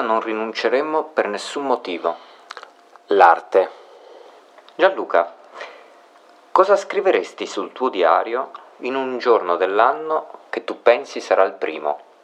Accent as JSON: {"language": "Italian", "town": "Seriate", "region": "Lombardy", "country": "Italy", "tie": "born or raised there", "said": "Sono nato a Seriate, in provincia di Bergamo"}